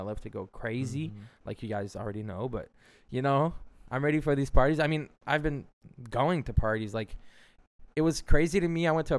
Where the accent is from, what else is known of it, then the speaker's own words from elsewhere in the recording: Montreal, Quebec, Canada; We're from Montreal.